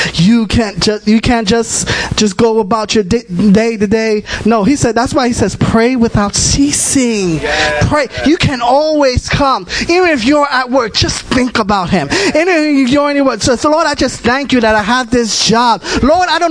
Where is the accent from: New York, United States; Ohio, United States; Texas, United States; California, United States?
New York, United States; New York City; I'm from the Bronx. I'm born and raised.